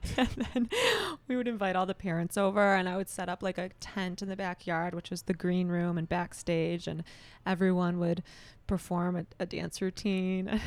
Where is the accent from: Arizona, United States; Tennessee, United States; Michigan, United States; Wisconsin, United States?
Michigan, United States; Rochester Hills; born and raised in, in Rochester Hills